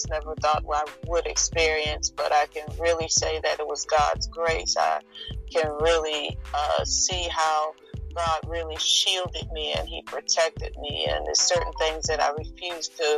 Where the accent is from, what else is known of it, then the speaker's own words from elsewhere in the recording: Philadelphia, Pennsylvania, United States; moved away as an adult; now in North Carolina, United States; I was born and raised in Philadelphia, Pennsylvania. During my 17 years there